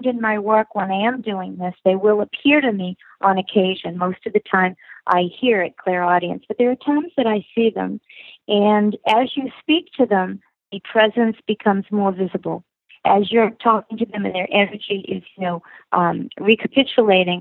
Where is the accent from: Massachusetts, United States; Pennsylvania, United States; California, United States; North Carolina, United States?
Massachusetts, United States; Boston; I was born and raised in Boston. I've always lived my life here